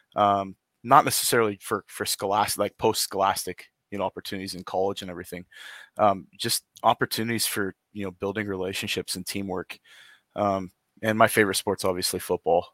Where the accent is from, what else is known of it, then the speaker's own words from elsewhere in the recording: Lewiston, Idaho, United States; moved away as an adult; also born or lived in Boise, Idaho / Clarkston, Washington; now in Coeur d'Alene, United States; grew up in Lewiston and Clarkston for pretty much my entire life